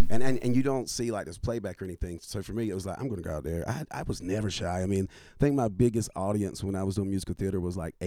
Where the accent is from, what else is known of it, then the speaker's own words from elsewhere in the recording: North Carolina, United States; moved away as an adult; also born or lived in Washington, D.C.; now in Nashville, United States; growing up in North Carolina, moving to D.C., practicing law and living up there, though it became home, it never felt like home